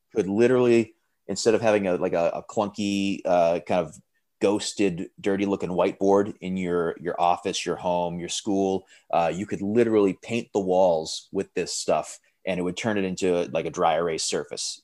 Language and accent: English; Framingham, Massachusetts, United States; moved away as an adult; I'm originally from Framingham, Massachusetts